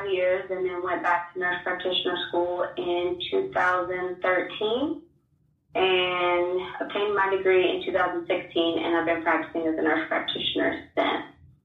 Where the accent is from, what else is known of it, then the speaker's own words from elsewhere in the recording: Georgia, United States; also born or lived in Alabama / Birmingham; I'm from Georgia. So I'm born and raised, and I am back in Georgia